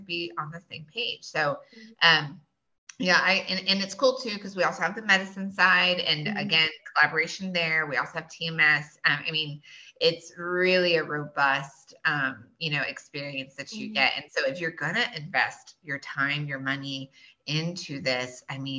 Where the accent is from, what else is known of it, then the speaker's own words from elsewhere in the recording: Boerne, Texas, United States; I grew up here. I grew up in Bernie. I was here back in the day when Bernie High, you know, there was only one high school